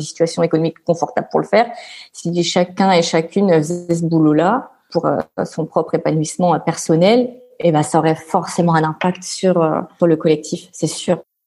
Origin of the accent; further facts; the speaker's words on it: Réunion; also born or lived in France; now in Brussels, Belgium; je suis l'île de la Réunion